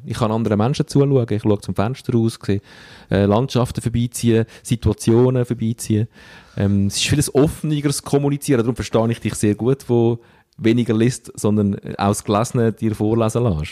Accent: Stäfa, Zurich, Switzerland; dort, wo ich aufgewachsen bin. In äh, Stefan

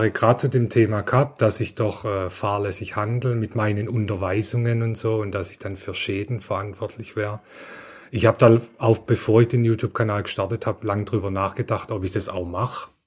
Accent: Heilbronn, Baden-Württemberg, Germany; also ich komme ja aus Heilbronn, da ist Lidl, Audi ganz stark.

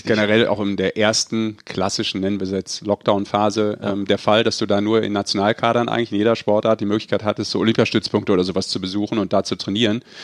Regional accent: Rhineland, Germany; Ich als Rheinländer

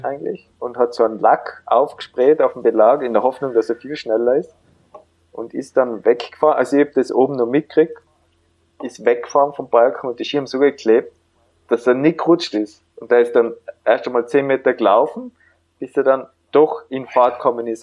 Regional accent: Tyrol, Austria; also born or lived in Vienna; dass ich in Tirol aufgewachsen bin

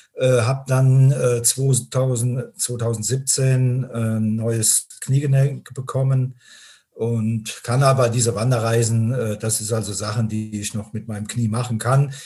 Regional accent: Binningen, Rhineland-Palatinate, Germany; ich lebe also nach wie vor äh, in meinem Heimatort in Binningen, das ist in der Eifel.

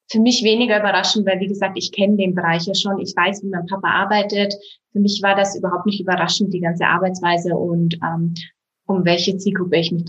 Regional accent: Bavaria, Germany; Das hatte eher familiäre Hintergründe, dass ich zurück in die Heimat gezogen bin. Denn ich komme aus Bayern, aus dem Berchtesgadener Land. Hier ist auch meine gesamte Familie.

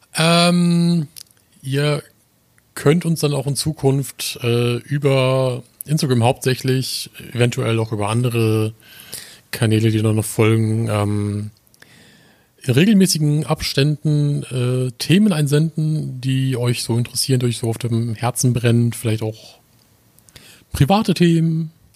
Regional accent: the North, Northern Germany, Germany; komme aus dem wunderschönen Norden

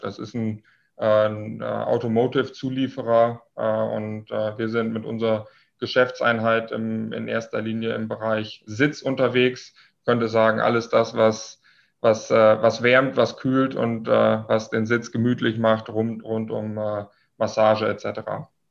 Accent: Lower Saxony, Germany; moved away as an adult; now in Munich, Germany; komme gebürtig aus dem Nordwesten Deutschlands. Äh, hört man mir vielleicht etwas an aus äh, Niedersachsen

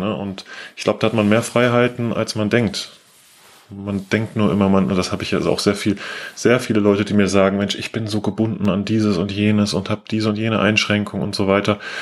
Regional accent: Aachen, North Rhine-Westphalia, Germany; zurückgefahren zu meinem alten Heimatort in Aachen habe ich gewohnt

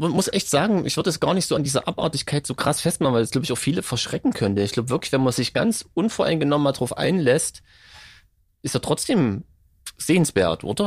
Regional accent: Saxony, Germany; Als Sachse

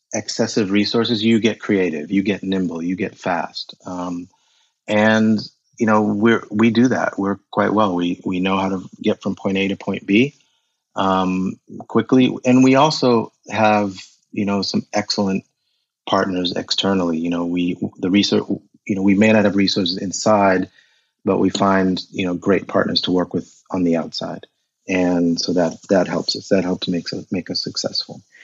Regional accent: United States; moved away as an adult; also born or lived in Zaire; now in Germany; I grew up in America um, with a heavy German influence. So we spoke German at home

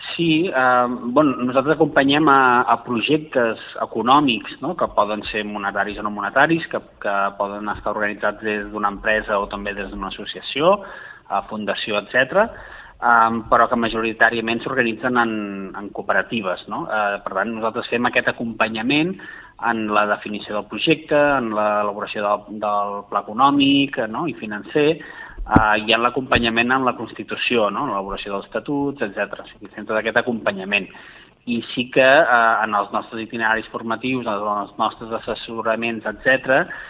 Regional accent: Valls, Catalonia, Spain; a la meva ciutat, jo sóc de Valls

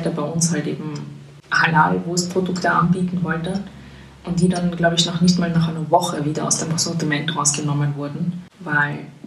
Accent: Vienna, Austria; now in Berlin, Germany; also es hat halt zugenommen in den letzten Jahren, aber es gibt dann halt immer noch so Gegenden, wo du also schon einfach herausstichst.

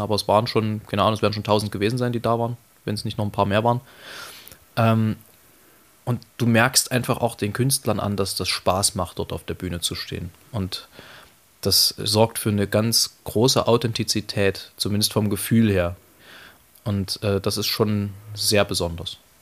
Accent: East Germany, Germany; wir sind ja nun beide gebürtige Osseriche

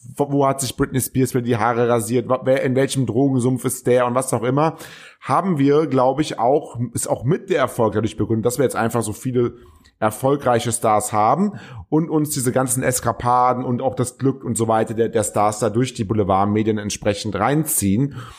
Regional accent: Cologne, North Rhine-Westphalia, Germany; als Kölner

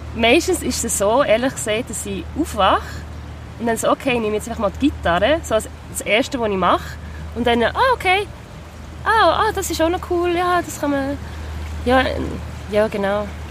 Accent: Biel, Bern, Switzerland; now in Basel, Switzerland; Ich bin ja in Biel aufgewachsen, also meine grösste Zeit

